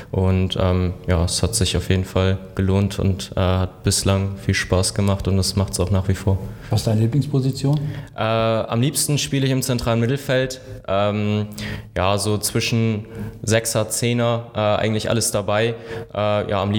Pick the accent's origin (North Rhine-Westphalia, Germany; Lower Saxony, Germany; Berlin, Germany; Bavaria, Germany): Lower Saxony, Germany; Wilhelmshaven; 26 Jahre alt, gebürtiger Wilhelmshavener. Ähm, ja, eigentlich schon auch mein Leben lang hier in Wilhelmshaven am Fußball spielen